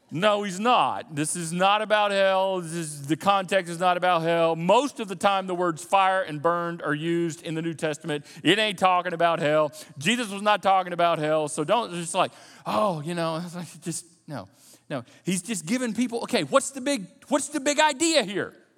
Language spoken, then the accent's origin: English; United States; We're Americans. And as American Christians or Christians who happen to live in America, we are born and bred in the context of independence.